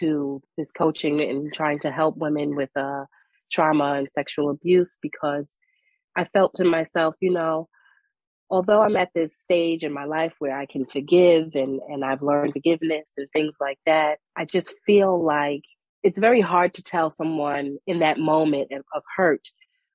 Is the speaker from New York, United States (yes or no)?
yes; New York City, New York, United States; moved away as an adult; now in North Carolina, United States; The community where I've grown up, you know, I'm from Brooklyn, New York